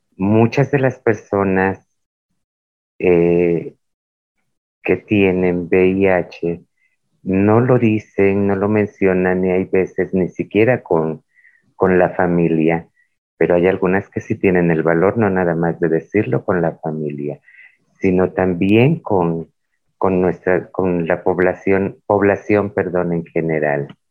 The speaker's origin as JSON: {"language": "Spanish", "area": "Isthmus of Tehuantepec", "region": "Oaxaca", "country": "Mexico", "said": "nuestra identidad cultural como muchas de la región del Istmo de Tehuantepec en el estado de Oaxaca, México"}